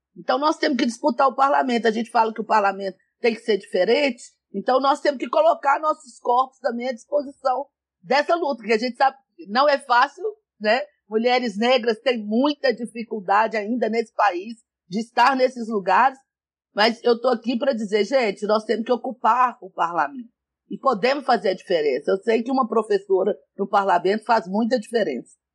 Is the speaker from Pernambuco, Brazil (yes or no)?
no; São Gonçalo do Pará, Minas Gerais, Brazil; Eu nasci no interior de Minas, em São Gonçalo do Pará